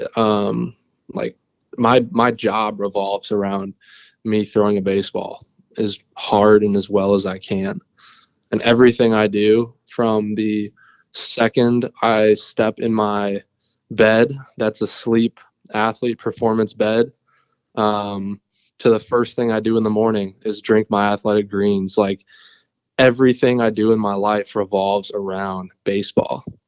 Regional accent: Minnesota, United States; I grew up in Minnesota

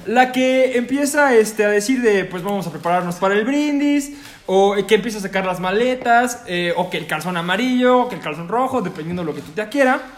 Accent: Mexico

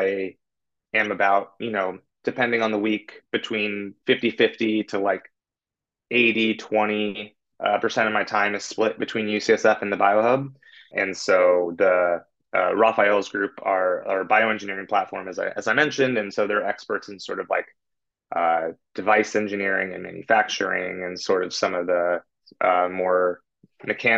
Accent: California, United States; now in San Francisco, United States; I'm from California

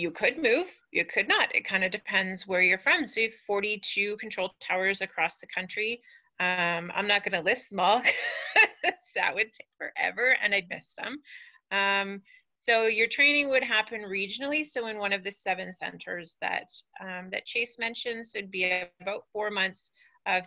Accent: Vancouver, British Columbia, Canada; moved away as an adult; also born or lived in Whitehorse; now in Edmonton, Canada; I'm from Vancouver

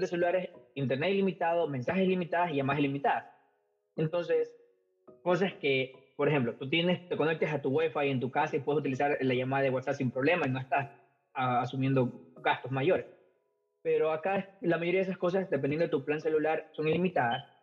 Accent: Ecuador; moved away as an adult; now in United States; soy ecuatoriano desde mi apellido indio hasta las patas

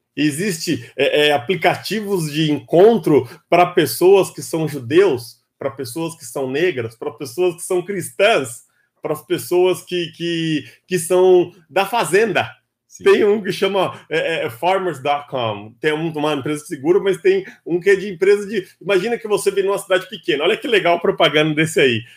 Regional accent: São Paulo, Brazil; sou paulistano da capital, de um local aí bastante popular, bastante conhecido, massificado, um bairro chamado Capão Redondo

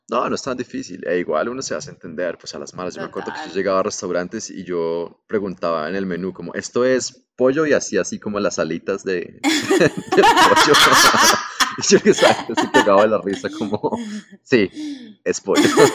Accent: Colombia; soy colombiano

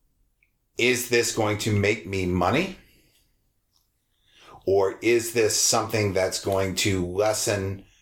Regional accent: United States

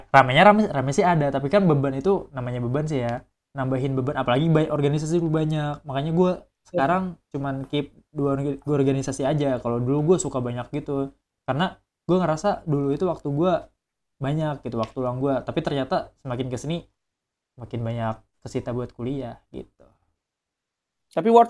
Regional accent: Kalimantan, Indonesia; kan gue dari Kalimantan gue gue deketin orang-orang Kalimantan juga jadi mereka udah ada organisasi gitu yang dari Kalimantan

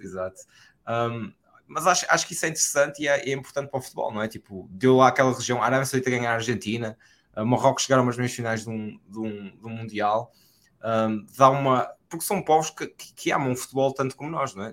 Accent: Portugal; do que nós sentimos como portugueses

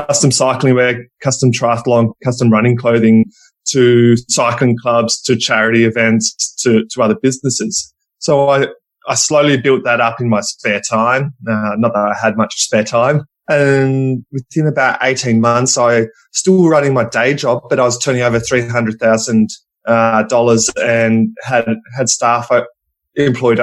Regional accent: Melbourne, Victoria, Australia; I'm coming all the way from over in Australia, in Melbourne

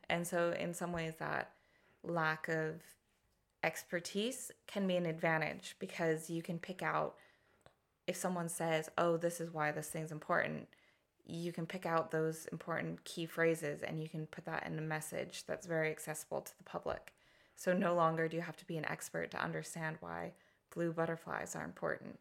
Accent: Colorado, United States; accent: American; moved away as an adult; now in Hastings, United Kingdom; I was born and lived most of my, my youth, my up until about, uh, twenty-one, I was in Colorado, uh, the United States

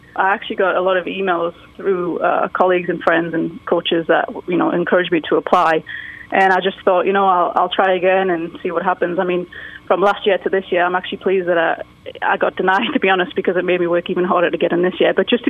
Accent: England, United Kingdom; moved away as an adult; now in United States; Being English is kind of difficult. I'm sure people that know how the immigration goes know how difficult it is to stay.

